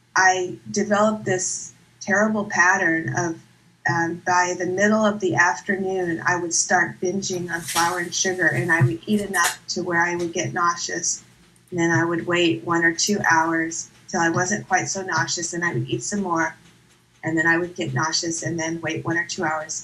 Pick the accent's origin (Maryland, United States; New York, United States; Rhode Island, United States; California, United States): California, United States; Santa Clara; I'm from the South Bay in Santa Clara